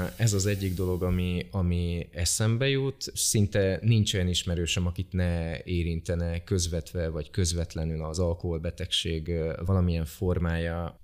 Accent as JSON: {"language": "Hungarian", "town": "Békéscsaba", "region": "Békés", "country": "Hungary", "moved": "yes", "said": "én magam is Békés Csabáról jöttem"}